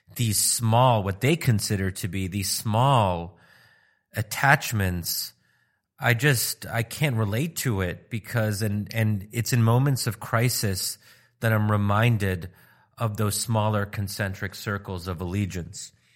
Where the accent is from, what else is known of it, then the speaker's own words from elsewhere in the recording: United States; my being American